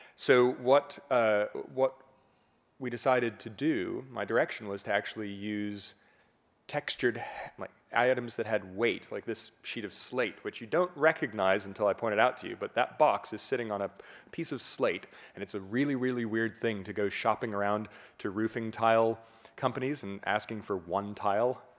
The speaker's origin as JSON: {"language": "English", "town": "Fort Lauderdale", "region": "Florida", "country": "United States", "tie": "born or raised there", "also_born_or_lived": "Miami", "said": "from my home in Fort Lauderdale, where I, I hadn't really traveled that much, I was born in Miami"}